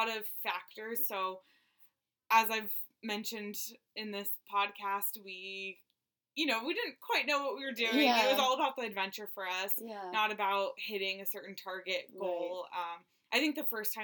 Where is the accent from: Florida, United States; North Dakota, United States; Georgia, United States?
Florida, United States; Miami Beach; moved away as an adult; also born or lived in New York City; I grew up in Miami Beach and went to school in New York City